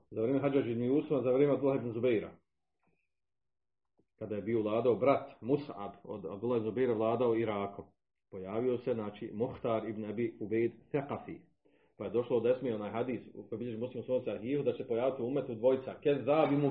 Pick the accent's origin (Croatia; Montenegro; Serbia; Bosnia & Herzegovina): Bosnia & Herzegovina; Zavidovići, Federation of Bosnia and Herzegovina; Pa kod, nas, kod nas u Zavodovićima, 2012. jedna, pa se vada pokajala.